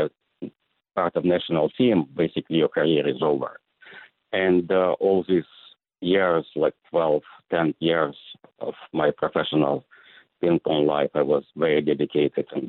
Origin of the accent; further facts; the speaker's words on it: Belarus; moved away; I'm from Belarus, what used to be former Soviet Union Republic.